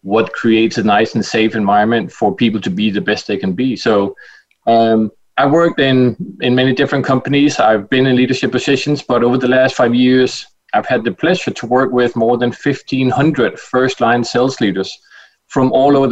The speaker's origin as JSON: {"language": "English", "country": "Denmark", "said": "I'm from Denmark"}